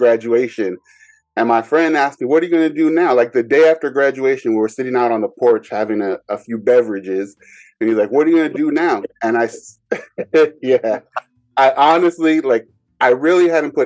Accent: Bay Area, California, United States; growing up in the Bay Area

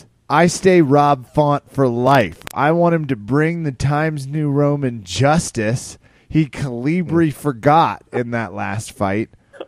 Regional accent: Kansas, United States; I'm also from Kansas

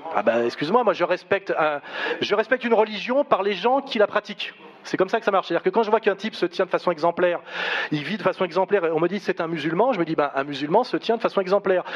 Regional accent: France; Moi, je suis un Français, je me revendique comme Français

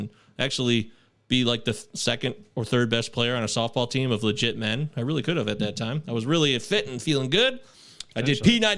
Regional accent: Michigan, United States; I'm from Michigan

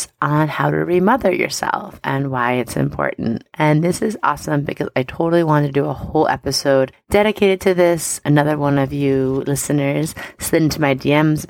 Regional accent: Long Island, New York, United States; I grew up on Long Island

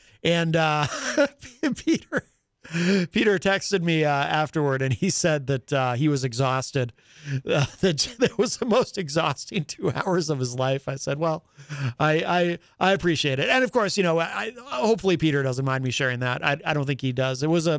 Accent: Ireland; well, I'm Irish. Do I have a big head?

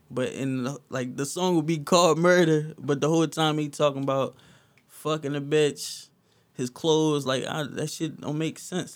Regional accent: Philadelphia, Pennsylvania, United States; also born or lived in Williamsport, Pennsylvania; soon as I was born, my mom moved to Philly

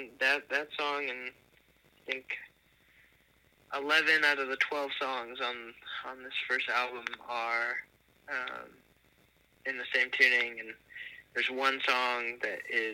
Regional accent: New Jersey, United States; born there; back to the East Coast, technically. I was born in New Jersey, but it brought me back there for 4 years

